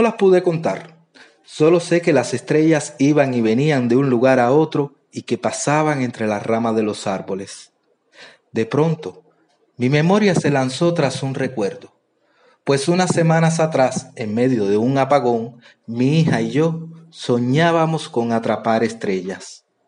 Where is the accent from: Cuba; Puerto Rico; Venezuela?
Cuba; soy de Cuba